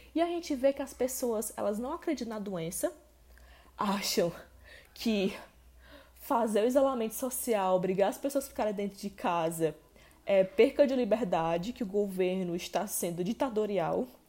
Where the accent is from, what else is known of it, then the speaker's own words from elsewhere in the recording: Ceará, Brazil; aqui no Ceará, que é o estado onde eu moro, onde eu nasci